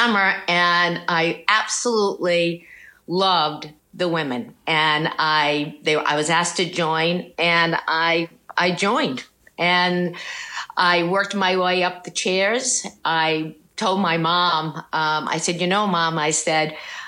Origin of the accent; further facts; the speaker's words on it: Rhode Island, United States; moved away as an adult; also born or lived in Providence, Rhode Island; now in California, United States; I lived in Rhode Island my whole life until I was married